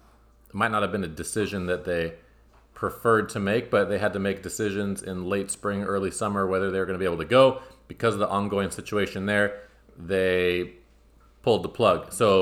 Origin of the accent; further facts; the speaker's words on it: San Diego, California, United States; Most of you guys know I am from San Diego. I grew up playing at the Barnes Tennis Center.